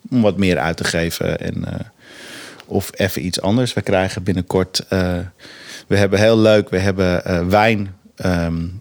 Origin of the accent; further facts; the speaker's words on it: Amsterdam, North Holland, Netherlands; Ik kom natuurlijk zelf uit Amsterdam.